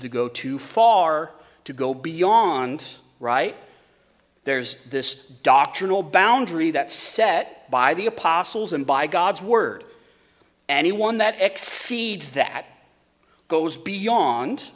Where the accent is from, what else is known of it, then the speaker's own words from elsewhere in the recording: Wyoming, United States; Growing up in Wyoming, there's a lot of sheep